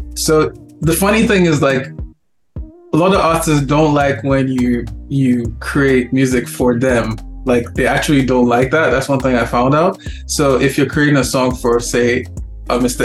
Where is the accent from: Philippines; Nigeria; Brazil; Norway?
Nigeria; also born or lived in Lagos, Nigeria; now in Toronto, Canada; being that we're from Nigeria